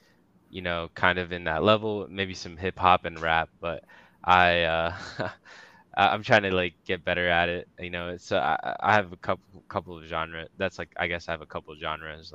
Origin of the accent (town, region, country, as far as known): Washington, D.C. / Northern Virginia, United States; born or raised there; also born or lived in Bangladesh